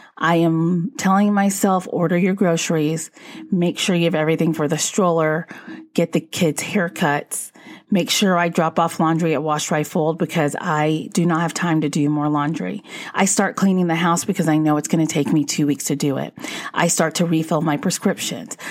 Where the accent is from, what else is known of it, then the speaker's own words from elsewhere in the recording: Northeast, United States; we're from the Northeast